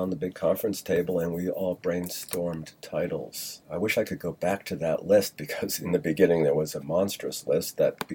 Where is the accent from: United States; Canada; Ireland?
United States; Rhode Island; moved away; I grew up in Rhode Island